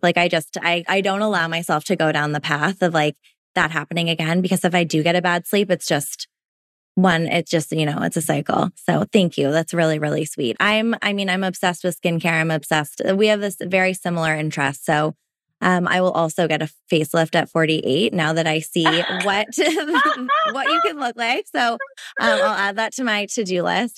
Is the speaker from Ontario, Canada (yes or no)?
yes; Toronto, Ontario, Canada; now in Vancouver, Canada; I grew up in Toronto, which is obviously a big city. And moved out to Vancouver.